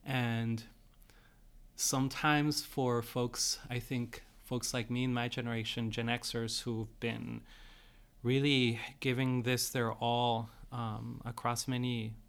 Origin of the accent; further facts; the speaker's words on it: San Diego, California, United States; also born or lived in Tijuana, Mexico; So I'm from San Diego, Tijuana, Mexicali, Imperial. So from this region